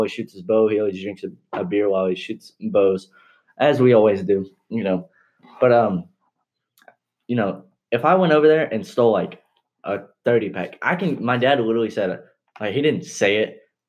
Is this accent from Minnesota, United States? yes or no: no; Texas, United States; We're Texan